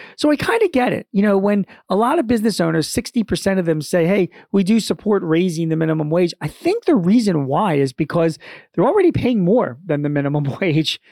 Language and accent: English; Philadelphia, Pennsylvania, United States; my hometown, N B C Philadelphia dot